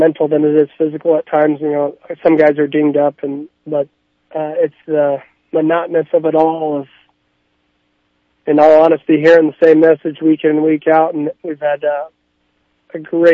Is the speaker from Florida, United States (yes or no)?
no; Arizona, United States; moved away as an adult; now in South Dakota, United States; I'm from Arizona